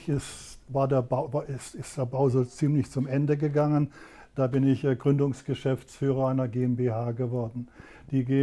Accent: Rastatt, Baden-Württemberg, Germany; Du weißt, ich bin hier in Rastatt aufgewachsen.

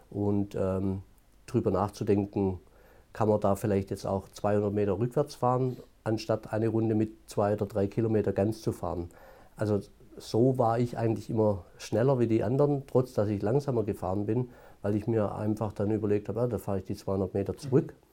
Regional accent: Baden-Württemberg, Germany; born there; accent: Swabian; Auch nach 22 Jahren Entwicklungshilfe hört man das Schwäbische immer noch.

